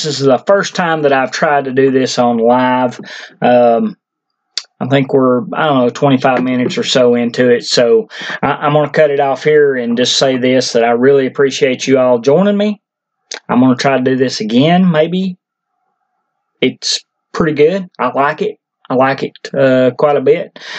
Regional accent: Tennessee, United States; my home state of Tennessee

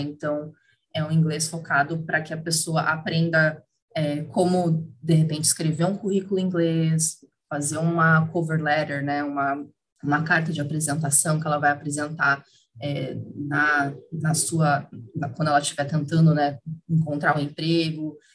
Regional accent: Curitiba, Paraná, Brazil; moved away as an adult; now in São Paulo, Brazil; moro em São Paulo, sou curitibana, mas moro em São Paulo já, já há sete anos também

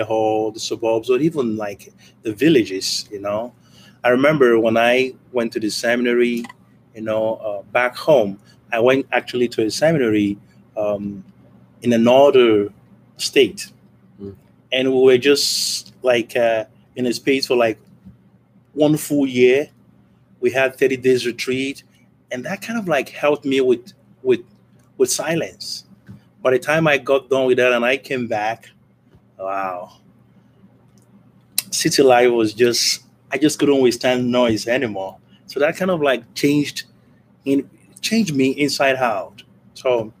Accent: Nigeria; now in United States; I'm from Nigeria.

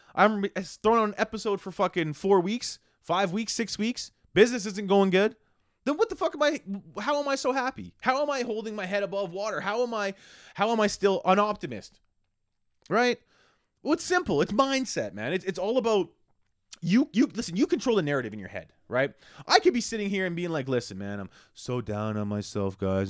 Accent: Canada; how Canadian I am

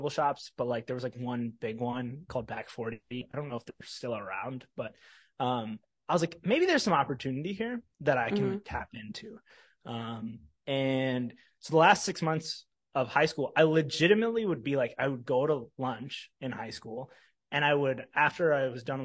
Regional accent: Mustang, Oklahoma, United States; born or raised there; moved away

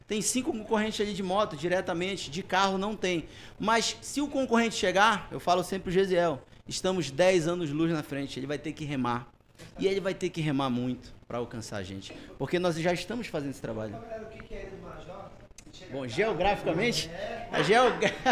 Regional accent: Breves, Pará, Brazil; Para quem não sabe, eu sou lá de Breves. É, Breves fica na Ilha do Marajó. São 4 mil quilômetros de Belém para cá

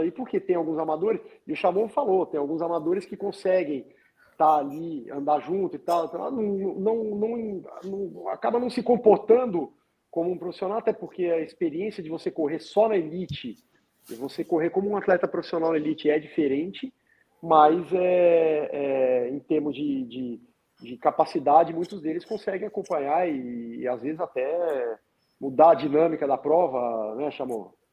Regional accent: Minas Gerais, Brazil; Eu sou mineiro

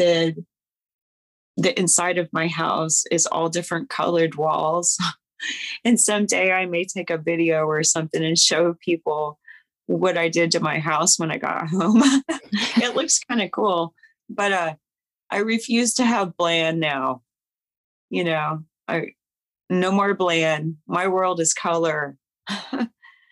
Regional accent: Kansas City, United States; I'm from the Kansas City area

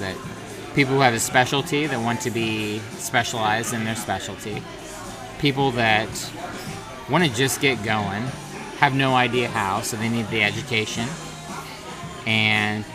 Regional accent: Southern Illinois, United States; also born or lived in Nashville, Tennessee; now in Denver, United States; I'm from Southern Illinois, in case y'all didn't know. Now you know, because I said y'all

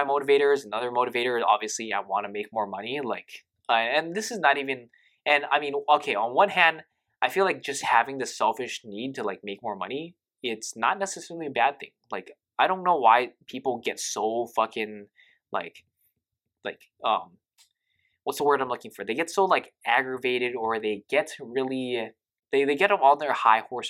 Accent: Hawaii, United States; I grew up in Hawaii

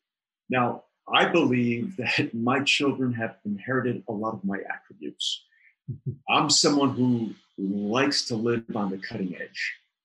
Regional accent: New York City, New York, United States; I grew up in New York City, and New York City, as you know, was the melting pot of diversity, creativity.

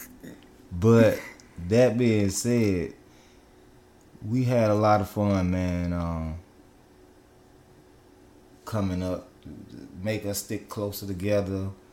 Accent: Blytheville, Arkansas, United States; growing up in Blytheville, man, I tell you, man, we was like two shakes from being poor

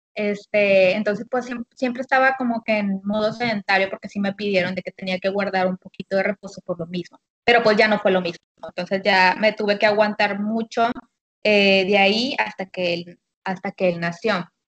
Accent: Monterrey, Nuevo León, Mexico; soy de aquí de Monterrey, Nuevo León

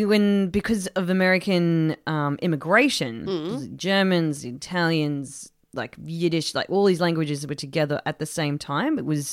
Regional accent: Australia; Which we should because we're Australian.

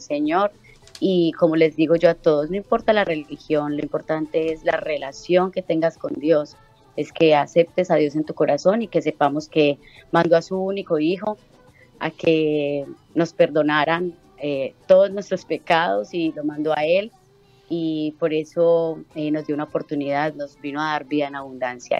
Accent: Girardota, Antioquia, Colombia; moved away as an adult; now in Chile; en una radio de, de mi pueblo natal, en Colombia, Medellín

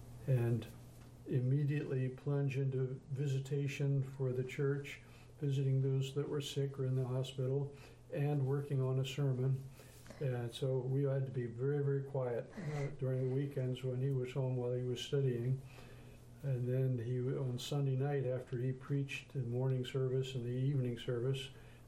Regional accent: Pleasantville, New Jersey, United States; I was born in 1934, which was kind of in the middle of the Depression, back in a town called Pleasantville, New Jersey, just 5 miles outside of Atlantic City.

